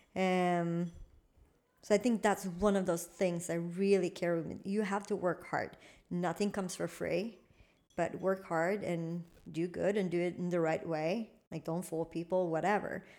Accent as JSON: {"language": "English", "town": "Malmö", "region": "Skåne", "country": "Sweden", "tie": "born or raised there", "also_born_or_lived": "United States", "second_language": "English", "said": "where I grew up in Limham"}